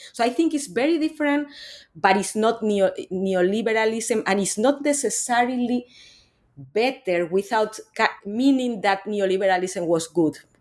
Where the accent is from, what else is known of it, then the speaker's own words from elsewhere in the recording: Spain; moved away; I'm actually originally from Spain. I'm not from Latin America